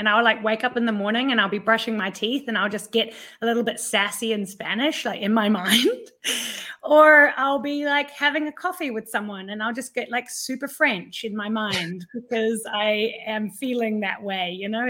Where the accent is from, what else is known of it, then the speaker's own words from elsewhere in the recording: Thailand; also born or lived in 12 countries; I was born in Thailand and raised as an expat kid, and I've been living in 12 countries and I speak 5 different languages.